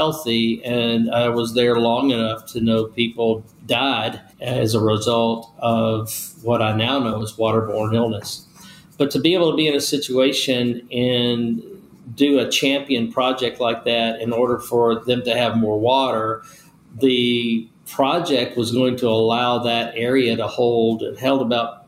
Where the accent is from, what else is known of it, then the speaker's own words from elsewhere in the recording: Nashville, Tennessee, United States; also born or lived in Bessemer, Alabama; we ended up settling when I was very young in Nashville, Tennessee. I grew up there